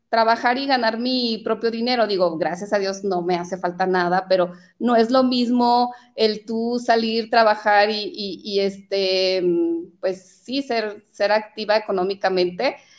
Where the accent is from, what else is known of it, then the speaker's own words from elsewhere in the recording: Jalostotitlán, Jalisco, Mexico; also born or lived in Mexico City; mis padres son de, los Altos de Jalisco.